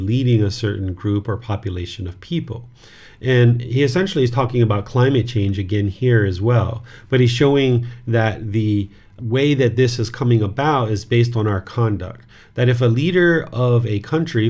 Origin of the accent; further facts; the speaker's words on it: United States; moved away; where I grew up in America